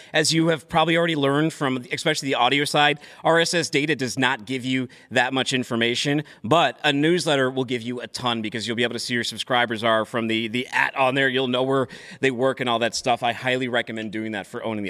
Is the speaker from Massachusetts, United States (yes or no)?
yes; Boston, Massachusetts, United States; I'm from Boston